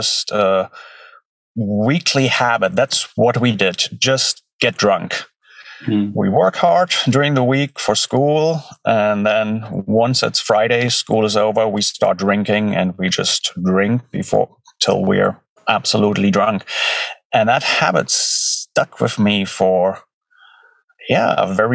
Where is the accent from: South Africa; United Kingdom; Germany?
Germany; now in North Carolina, United States; I grew up in Germany. I've been in North Carolina for about 16 years now